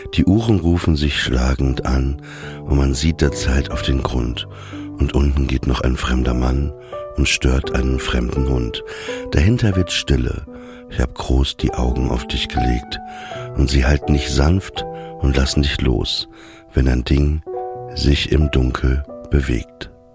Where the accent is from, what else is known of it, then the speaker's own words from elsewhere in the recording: Papenburg, Lower Saxony, Germany; Ich komme ja aus Papenburg im Emsland